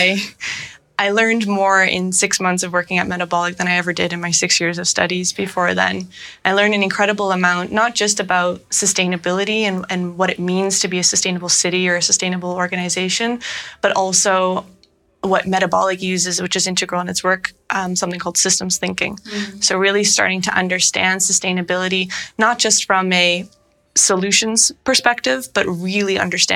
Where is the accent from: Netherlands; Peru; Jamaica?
Netherlands; moved away; also born or lived in Toronto, Canada; I moved to Amsterdam, back to my home country of the Netherlands.